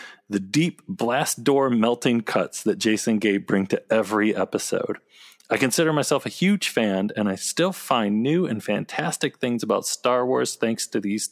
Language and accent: English; Michigan, United States; when we were growing up in Michigan